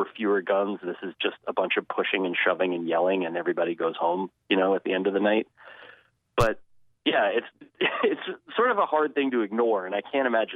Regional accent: New Jersey, United States; the closest Division I school to where I grew up in North Jersey

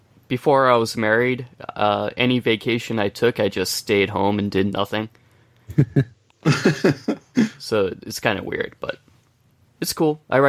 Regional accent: United States; because I'm American and everything I have is American

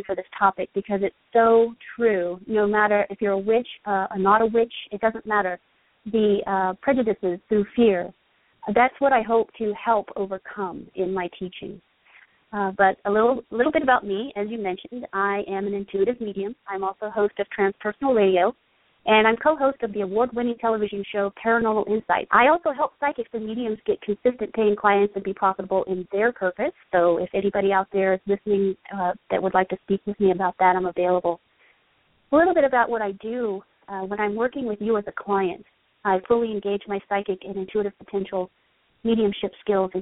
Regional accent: England, United Kingdom; I grew up in England

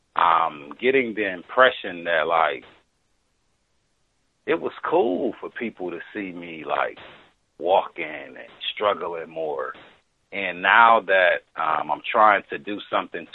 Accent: Wisconsin, United States; now in California, United States; I'm from Wisconsin

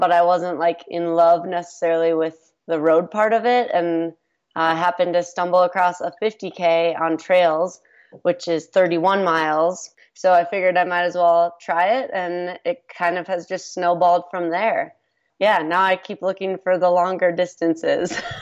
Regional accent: Minnesota, United States; moved away as an adult; now in Colorado, United States; I grew up in Minnesota

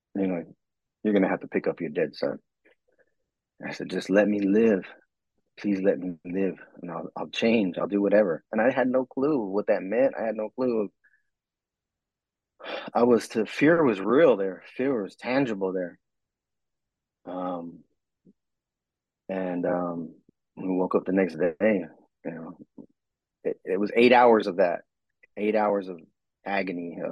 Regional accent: Southern California, United States; I was from Southern California.

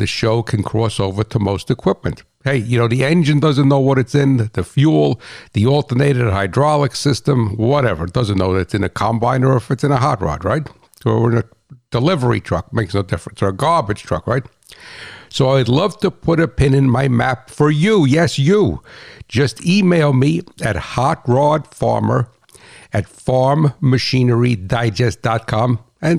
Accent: New Jersey, United States; I'm that guy from New Jersey

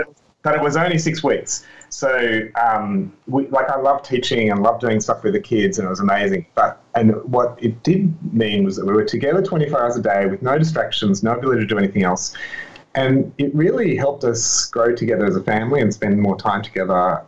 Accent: Australia; I'm Australian

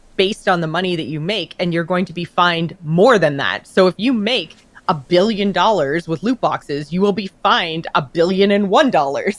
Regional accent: Canada; I'm Canadian

